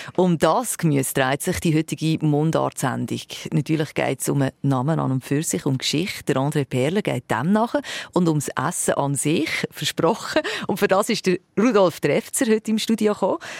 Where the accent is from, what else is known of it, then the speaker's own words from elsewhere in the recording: Switzerland; bei uns in der Schweiz werden Spargel angebaut